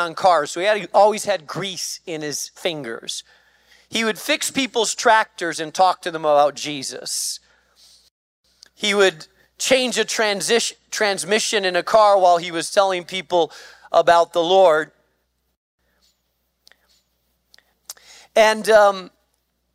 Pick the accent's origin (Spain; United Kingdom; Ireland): Spain; moved away; I grew up in Spain